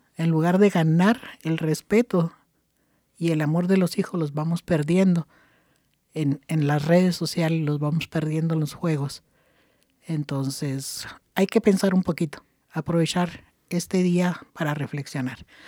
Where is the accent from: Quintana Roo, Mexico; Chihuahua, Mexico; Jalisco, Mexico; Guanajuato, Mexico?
Chihuahua, Mexico; moved away; En, en mi estado donde yo nací, que es el estado de Chihuahua, la parte norte de, de México